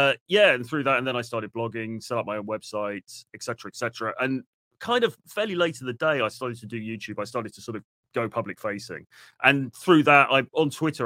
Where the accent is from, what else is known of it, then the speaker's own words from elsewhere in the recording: London, United Kingdom; moved away; also born or lived in suburban towns in the UK; So I was born in the UK. I was born in London, moved around a bit in the UK, different sort of places, kind of lived in fairly suburban sort of towns when I was like a teenager